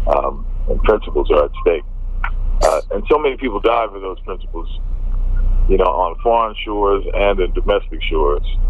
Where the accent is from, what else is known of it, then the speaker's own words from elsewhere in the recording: United States; moved away as an adult; now in London, United Kingdom; as an American expatriate